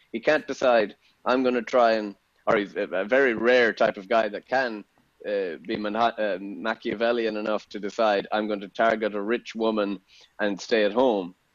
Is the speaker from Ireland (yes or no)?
yes; Ireland; moved away as an adult; also born or lived in Austin, Texas; now in England; as an Irishman